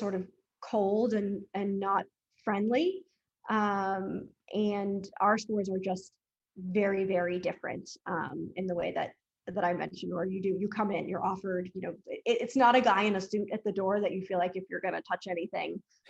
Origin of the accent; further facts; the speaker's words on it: Massachusetts, United States; I grew up in Massachusetts